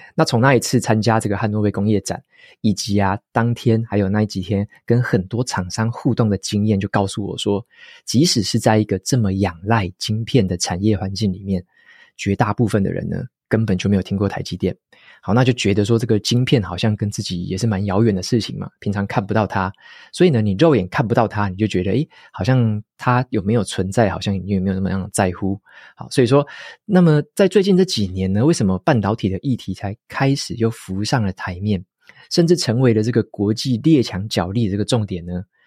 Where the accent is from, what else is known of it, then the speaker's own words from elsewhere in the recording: Taiwan; 特别是身为台湾人的我们